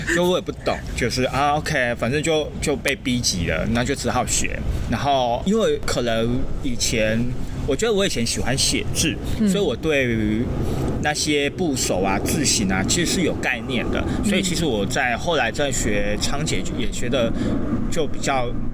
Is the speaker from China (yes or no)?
no; Kaohsiung, Taiwan; moved away as an adult; also born or lived in Taipei; 我最早是在高雄嘛，嗯。那因为我是高雄人，所以我从高雄的地方的团队开始，从目前幕后都有参与过相关的演出或者是制作